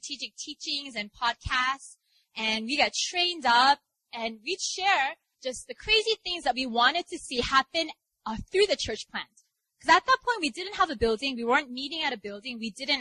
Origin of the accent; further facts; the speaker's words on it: New York, United States; now in Seoul, South Korea; I'm from New York